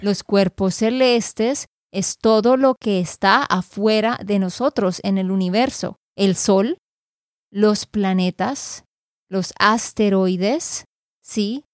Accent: Santander, Colombia; de Santander, Colombia

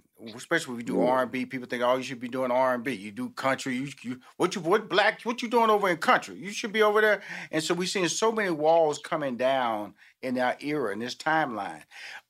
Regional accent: Houston, Texas, United States; You know, I'm from Houston, Texas. I have six sisters, two brothers

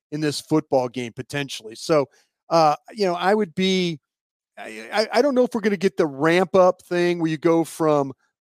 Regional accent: Texas, United States; hey, where are you from in Texas, …? Where are you from? Houston, Waco. I never said I was from Dallas. Never one time did I ever say I was from Dallas.

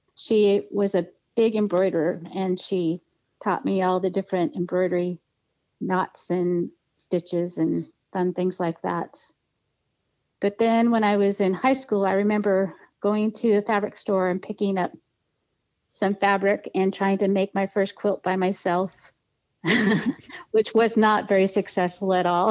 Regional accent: Edmonds, Washington, United States; also born or lived in Seattle, Washington / Portland, Oregon / Stanwood, Washington; I was born in Seattle, Washington, and I was raised about 20 miles north of Seattle in a town called Edmonds

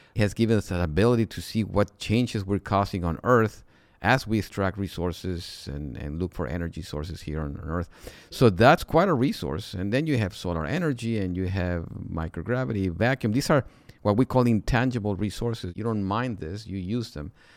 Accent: Mexico; moved away as an adult; I'm originally from Mexico, and, uh, there I went to school

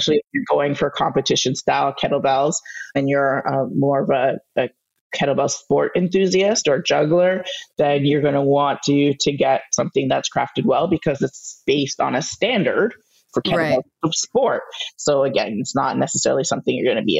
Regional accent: Canada; I'm Canadian.

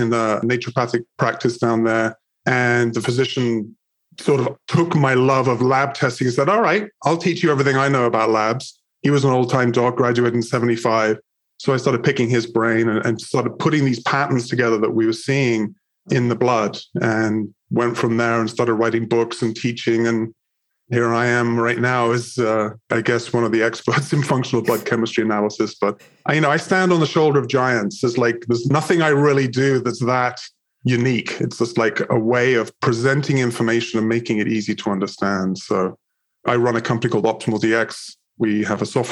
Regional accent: England, United Kingdom; moved away as an adult; now in United States; I'm originally from England, moved to the United States when I was 20

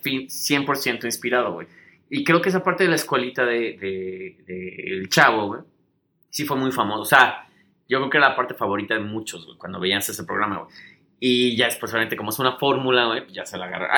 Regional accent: Mexico; moved away; como buenos mexicanos

